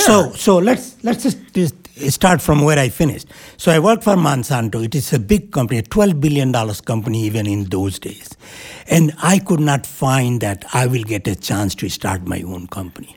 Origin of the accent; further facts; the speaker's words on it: India; moved away as an adult; now in New Hampshire, United States; while growing up in India